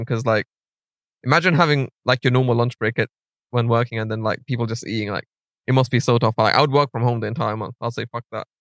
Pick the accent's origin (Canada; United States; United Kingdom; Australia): United Kingdom; London; I'm from North West London, like Stonebridge. So I went to Alpen